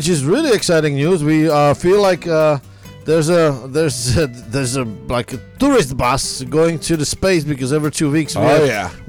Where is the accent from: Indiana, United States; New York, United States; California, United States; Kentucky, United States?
Kentucky, United States; accent: Kentucky; just like you fixing my my Kentucky accent here